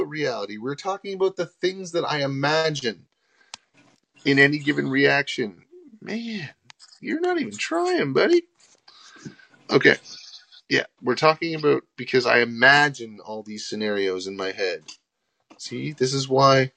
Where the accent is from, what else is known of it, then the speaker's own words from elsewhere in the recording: Canada; we are Canadian